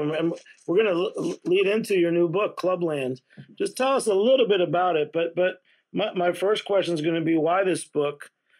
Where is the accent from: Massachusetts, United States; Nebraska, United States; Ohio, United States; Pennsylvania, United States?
Massachusetts, United States; where I grew up in Massachusetts